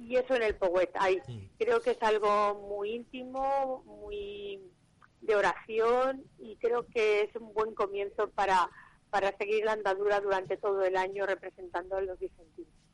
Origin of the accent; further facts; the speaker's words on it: Valencia, Valencian Community, Spain; me considero una mujer valenciana a la que le gustan todas las fiestas que hacen en la ciudad